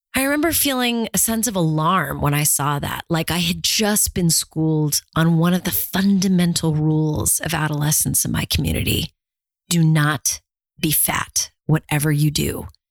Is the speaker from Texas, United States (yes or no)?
no; Orange County, California, United States; I grew up in Orange County, California